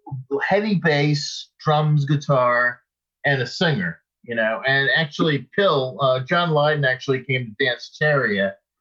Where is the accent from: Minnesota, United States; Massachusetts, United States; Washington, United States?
Massachusetts, United States; Boston; moved away as an adult; also born or lived in New York City / Los Angeles; now in Norway; Greg was from my same area where I grew up in Massachusetts.